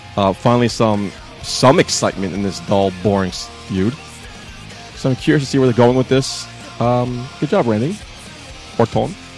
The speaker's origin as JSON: {"language": "English", "country": "United States", "said": "I'm American"}